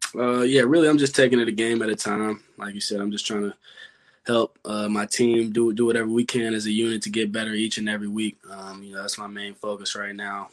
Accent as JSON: {"language": "English", "town": "Louisville", "region": "Kentucky", "country": "United States", "tie": "born or raised there", "said": "it's my hometown. Grew up"}